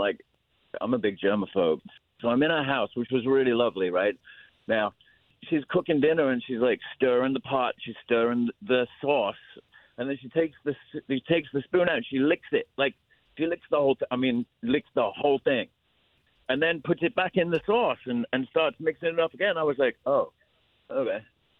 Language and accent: English; Australia